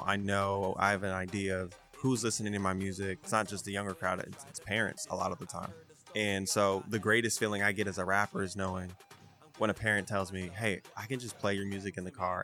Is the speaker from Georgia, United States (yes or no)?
yes; Atlanta, Georgia, United States; I was raised in Atlanta